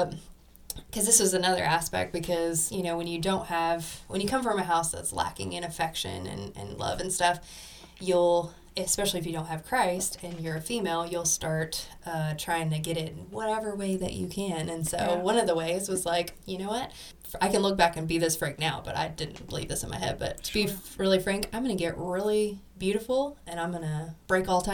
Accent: Tennessee, United States; I grew up in Tennessee, so I knew who Jesus was

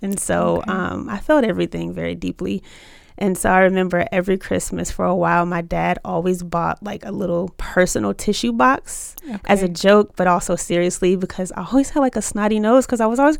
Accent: Chesapeake, Virginia, United States; also born or lived in Richmond; even though I was born in Richmond, I grew up in Chesapeake, Virginia.

